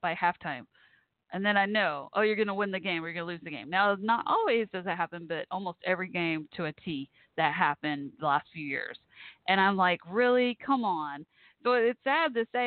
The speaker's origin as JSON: {"language": "English", "town": "Irving", "region": "Texas", "country": "United States", "tie": "born or raised there", "said": "I grew up like a mile down, literally a mile down the road from Texas Stadium, the old Cowboys Stadium"}